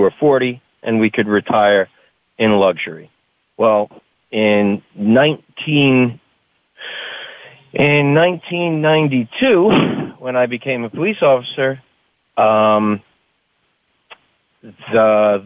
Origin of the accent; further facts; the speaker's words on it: Hoboken, New Jersey, United States; I grew up in a town called Hoboken in northern New Jersey.